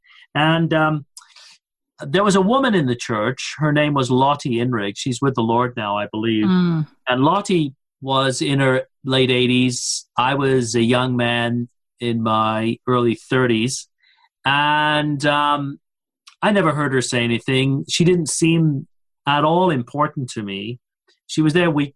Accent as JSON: {"language": "English", "town": "Coventry", "region": "West Midlands", "country": "United Kingdom", "tie": "born or raised there", "moved": "yes", "lives_now": "Louisville, United States"}